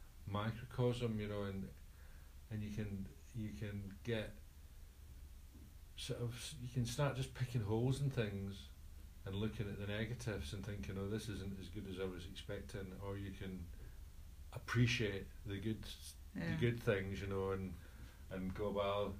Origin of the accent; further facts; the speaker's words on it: Scotland, United Kingdom; I'm Scottish